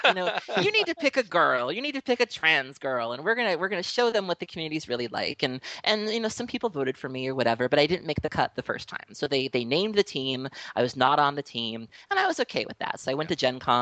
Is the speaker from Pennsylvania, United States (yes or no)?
no; Milwaukee, Wisconsin, United States; I am from Milwaukee, Wisconsin, born and raised